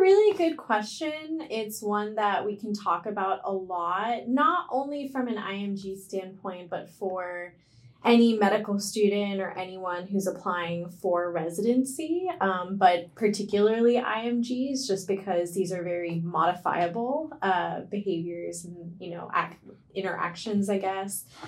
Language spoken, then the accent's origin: English; India; now in United States; I'm Indian